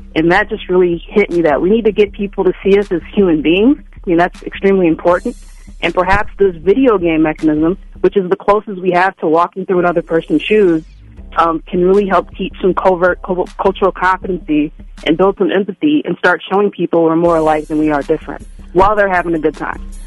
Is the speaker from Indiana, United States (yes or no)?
no; Minnesota, United States; Minnesota is my hometown